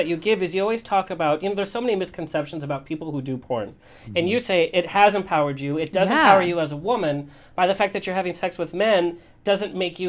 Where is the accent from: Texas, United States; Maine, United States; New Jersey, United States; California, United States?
California, United States; Orange County; And I grew up in Orange County.